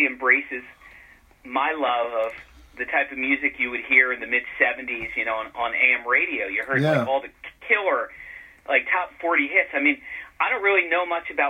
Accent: Philadelphia, Pennsylvania, United States; I'm from Philly

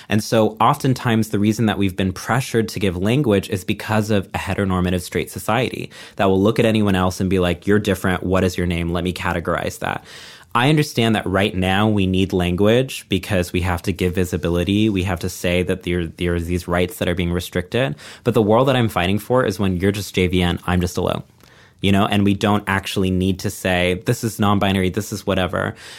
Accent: Texas, United States; then I'm going to be in Texas, my hometown, putting together our first Pride party in like a decade, I think.

